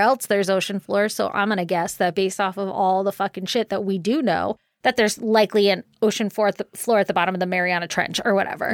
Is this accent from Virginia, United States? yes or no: yes; Virginia, United States; when I was little, growing up in Virginia